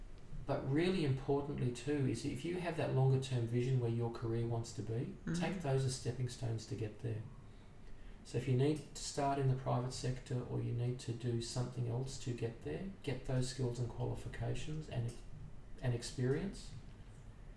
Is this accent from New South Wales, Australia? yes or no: yes; Sydney, New South Wales, Australia; moved away as an adult; now in Brisbane, Australia; I grew up in Sydney, and my career started in Sydney